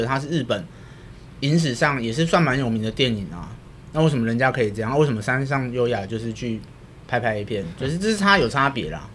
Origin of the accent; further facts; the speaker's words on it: Taiwan; 我们台湾人